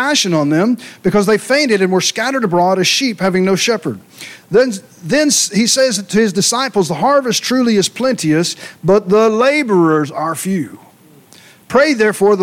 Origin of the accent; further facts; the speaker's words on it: Ringgold, Louisiana, United States; moved away as an adult; also born or lived in Mansfield, Louisiana / Minden, Louisiana; I was born in Mansfield, raised in Ringgold, went to high school in Minden, and been moving ever since